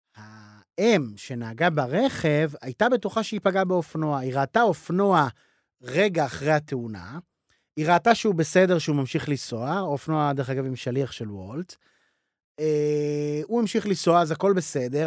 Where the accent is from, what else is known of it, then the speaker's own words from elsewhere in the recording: Israel; אני ישראלי